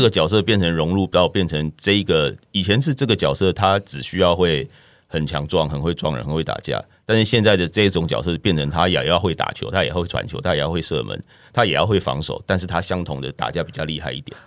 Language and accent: Chinese; Taiwan; 在台湾是比较少见的这样